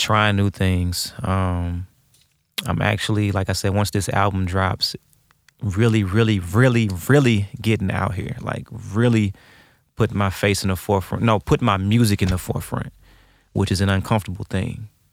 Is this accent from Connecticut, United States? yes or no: no; St. Louis, Missouri, United States; I grew up on Shenandoah